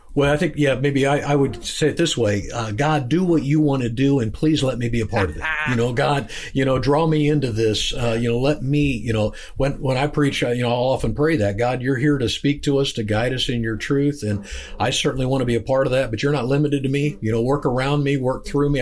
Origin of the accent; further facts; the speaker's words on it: Kansas, United States; I'm from Kansas.